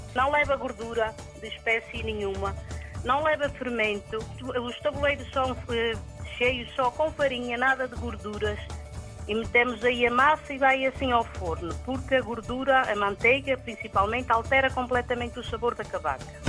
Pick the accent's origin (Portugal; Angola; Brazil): Portugal; Resende, Norte; aqui na minha aldeia